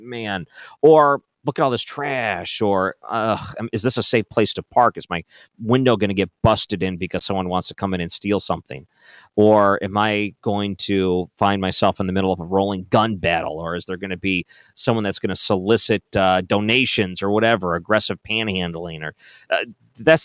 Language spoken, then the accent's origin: English; Michigan, United States; moved away; I grew up in Michigan